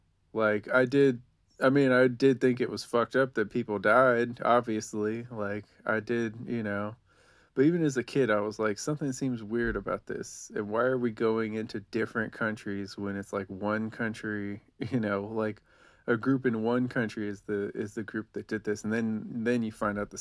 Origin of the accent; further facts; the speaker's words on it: United States; So like a lot of Americans, I have a complicated relationship with America, I guess.